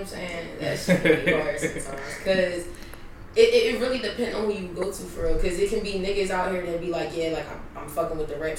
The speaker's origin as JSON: {"language": "English", "town": "Philadelphia", "region": "Pennsylvania", "country": "United States", "said": "I'm from West Philly. I'm 22 years old."}